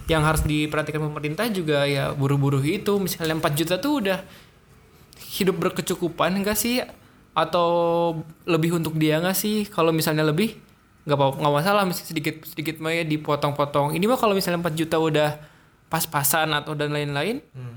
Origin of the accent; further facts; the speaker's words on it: Ciamis, West Java, Indonesia; itu kampung saya